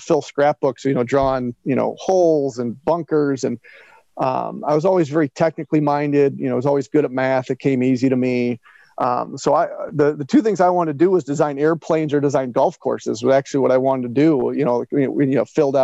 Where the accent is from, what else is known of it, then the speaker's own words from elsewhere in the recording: Northwest Indiana, United States; I was a decent youth baseball and basketball player growing up in Northwest Indiana